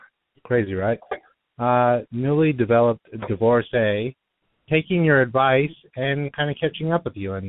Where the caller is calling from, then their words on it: Los Angeles, California, United States; I'm calling from Studio City. I am 42 years young.